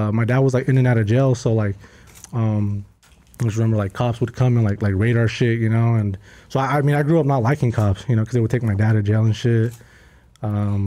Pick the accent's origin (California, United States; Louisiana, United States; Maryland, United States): California, United States; San Rafael; growing up in San Rafael, it's actually San Rafael